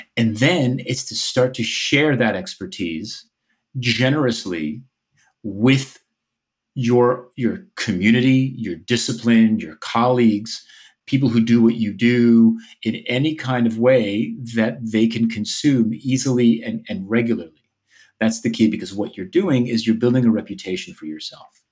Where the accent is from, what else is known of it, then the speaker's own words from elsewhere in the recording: outside of New York City, New Jersey, United States; moved away as an adult; which is where I grew up in New Jersey, outside of New York City